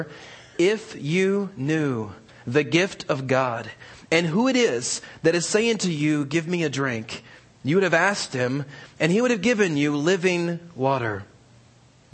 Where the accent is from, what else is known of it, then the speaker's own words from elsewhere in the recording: Virginia, United States; also born or lived in New York / California; now in Alabama, United States; I grew up in Virginia and went to school in New York and then out here in California. And now I'm in Alabama